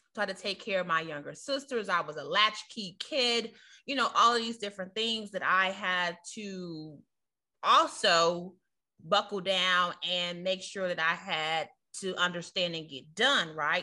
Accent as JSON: {"language": "English", "town": "Chicago", "region": "Illinois", "country": "United States", "moved": "as an adult", "lives_now": "Virginia, United States", "said": "we're from the inner city of Chicago"}